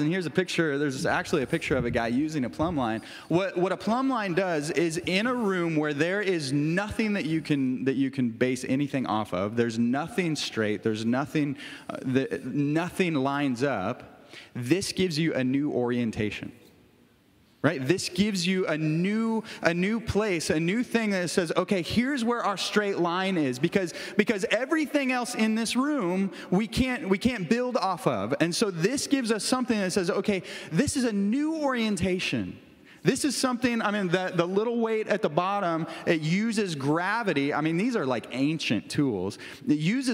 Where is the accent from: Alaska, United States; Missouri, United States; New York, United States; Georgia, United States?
Missouri, United States; Kirksville; we moved back to Kirksville, Missouri. I'm from Kirksville.